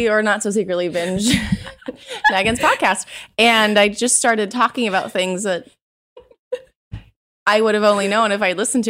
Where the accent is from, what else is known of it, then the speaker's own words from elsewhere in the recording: South Africa; moved away; I'm from South Africa.